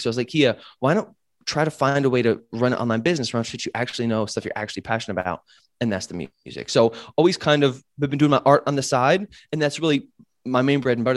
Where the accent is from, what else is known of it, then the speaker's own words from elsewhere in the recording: United States; moved away as an adult; also born or lived in Chiang Mai, Thailand; being American